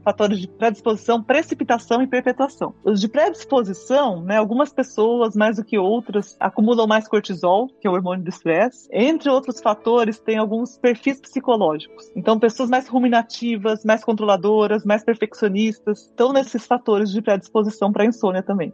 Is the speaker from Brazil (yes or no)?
yes; northern Paraná, Brazil; Eu sou do norte do Paraná, a gente chama privada de patente